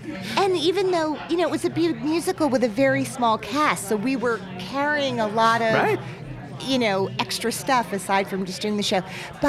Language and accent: English; New Jersey, United States; I grew up in New Jersey, so I was one of those lucky people who had this geographical proximity.